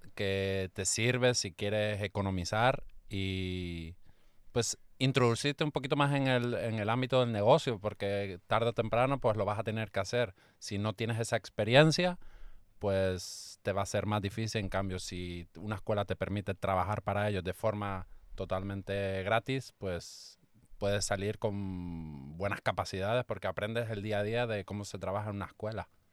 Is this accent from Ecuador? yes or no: no; Canary Islands, Spain; now in Cabo Pulmo, Mexico; instructor de buceo aquí desde las Islas Canarias